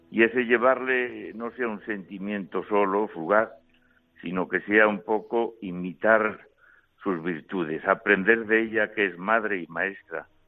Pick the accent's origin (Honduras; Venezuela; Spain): Spain; Cantabria; also born or lived in Santa María de la Vid, Burgos; now in Palencia, Spain; las de Cantabria, más cercanas a mi tierra y al corazón